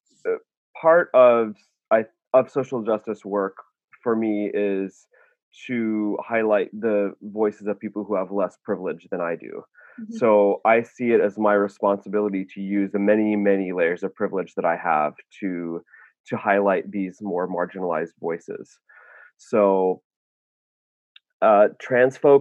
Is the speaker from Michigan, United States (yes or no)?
yes; Ishpeming, Michigan, United States; moved away; I'm from Ishpeming, and you know, it's an iron mining town